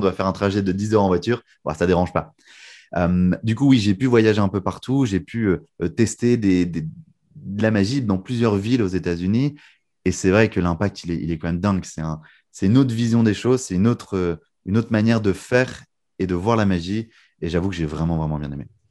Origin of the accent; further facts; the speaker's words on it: Lille, Hauts-de-France, France; also born or lived in United States; moi j'ai grandi à Lille, du coup dans le nord